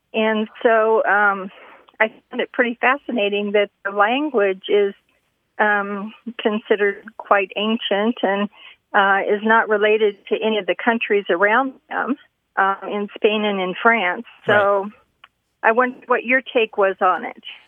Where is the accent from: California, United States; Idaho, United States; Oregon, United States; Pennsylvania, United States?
Idaho, United States; I'm from Idaho